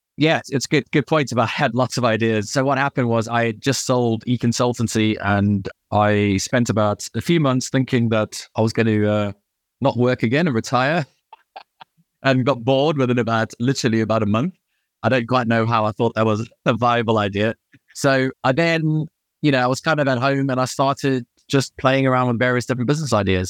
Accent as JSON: {"language": "English", "town": "Durban", "region": "KwaZulu-Natal", "country": "South Africa", "tie": "born or raised there", "also_born_or_lived": "United Kingdom", "moved": "as an adult", "lives_now": "Chamonix, France", "said": "I grew up in Durban"}